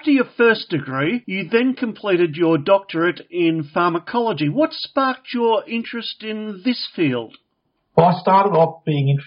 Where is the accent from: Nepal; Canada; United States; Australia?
Australia; Brisbane, Queensland; I grew up in Brisbane. In fact, I grew up on what was at that time the outskirts of Brisbane.